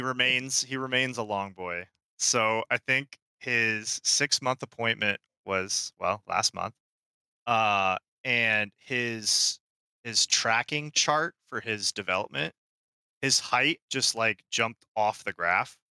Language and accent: English; Austria; now in Florida, United States; I am originally from Austria